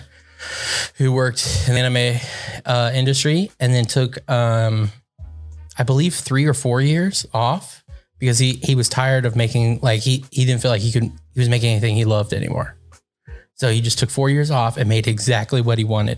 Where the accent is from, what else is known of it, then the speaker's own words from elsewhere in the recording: United States; as an American